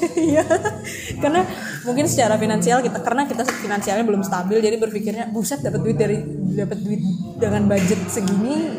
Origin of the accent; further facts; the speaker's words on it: Kalimantan, Indonesia; kami orang Kalimantan